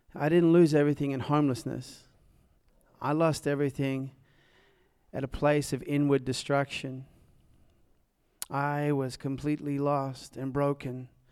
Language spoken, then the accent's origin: English; Nashville, Tennessee, United States; also born or lived in Dallas, Texas; As you can probably tell from my accent, I am from south of here on Nolansville Road.